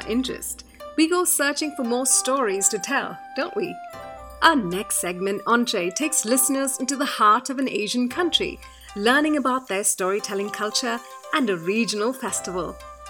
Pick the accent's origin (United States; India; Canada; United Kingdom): India; now in Dubai, United Arab Emirates; I am an Indian storyteller from Dubai